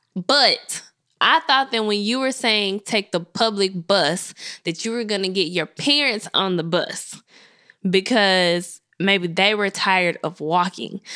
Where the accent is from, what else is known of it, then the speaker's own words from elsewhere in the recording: Memphis, Tennessee, United States; I'm from Memphis.